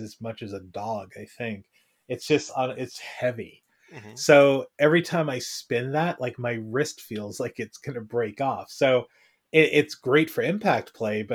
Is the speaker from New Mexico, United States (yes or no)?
no; San Francisco, California, United States; moved away as an adult; now in East Coast, United States; I was a native San Franciscan